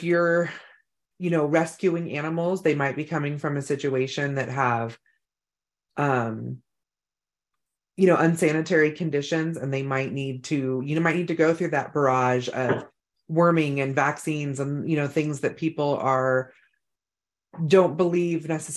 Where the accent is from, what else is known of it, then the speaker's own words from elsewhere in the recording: Northern California, United States; now in North Idaho, United States; we're from Northern California